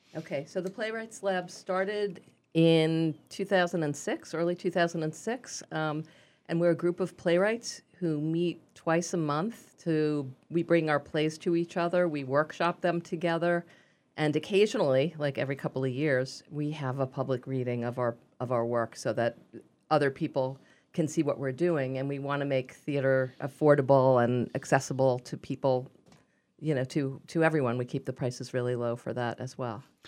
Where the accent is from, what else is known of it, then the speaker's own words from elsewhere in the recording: New York, United States; accent: Brooklyn; also born or lived in Provincetown; now in Northampton, United States; my Brooklyn accent